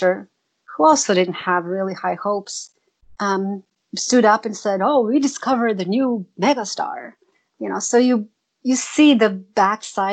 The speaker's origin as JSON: {"language": "English", "town": "Zagreb", "region": "City of Zagreb", "country": "Croatia", "tie": "born or raised there", "moved": "as an adult", "lives_now": "United States", "said": "Zagreb, my hometown"}